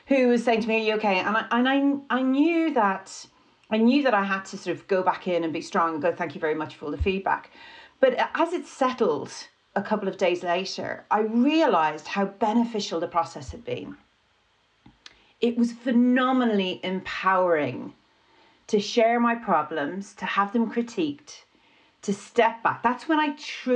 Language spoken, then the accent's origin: English; Ireland; being Irish